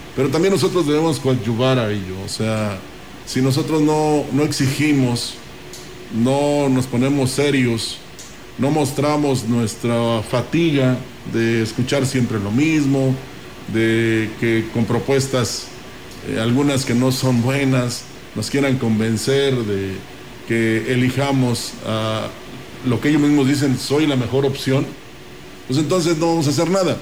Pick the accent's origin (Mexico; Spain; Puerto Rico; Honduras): Mexico; San Luis Potosí; todos somos potosinos